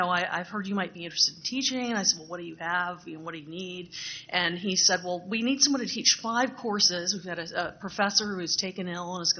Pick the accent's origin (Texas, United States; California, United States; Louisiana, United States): Louisiana, United States; Lafayette; moved away; my hometown of, I'll just say it, Lafayette, Louisiana